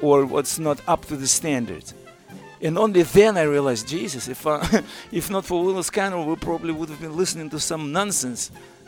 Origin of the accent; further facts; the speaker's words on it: Moscow, Russia; English is a second language; moved away as an adult; now in United States; I'm a trumpet player from Moscow